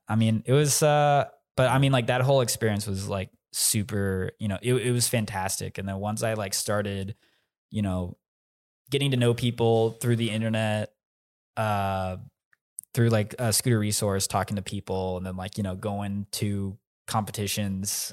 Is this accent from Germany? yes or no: no; Plano, Texas, United States; I'm from Plano, Texas